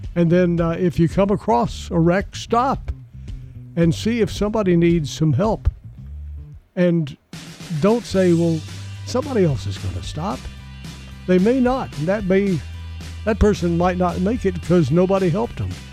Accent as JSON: {"language": "English", "town": "Murfreesboro", "region": "Tennessee", "country": "United States", "tie": "born or raised there", "said": "this area pretty much all my since I was four years old, so pretty much all my life"}